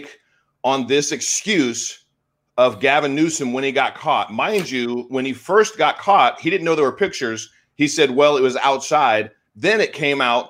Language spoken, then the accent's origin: English; California, United States; moved away as an adult; I'm from California. I moved out of there last summer.